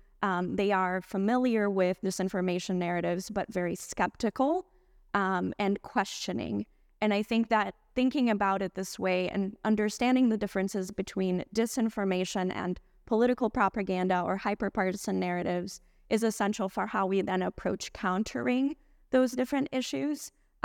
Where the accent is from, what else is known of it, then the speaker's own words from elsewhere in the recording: Brazil; now in United States; I'm originally from Brazil